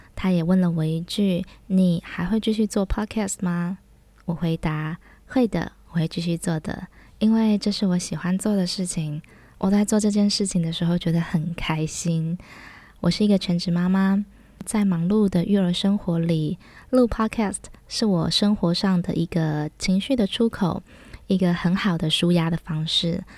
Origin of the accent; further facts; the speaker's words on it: Taiwan; 我们是台湾人大部分都称为打抛猪